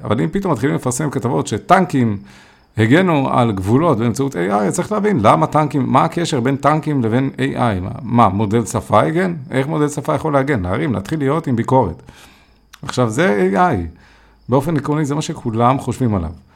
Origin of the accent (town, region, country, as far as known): Israel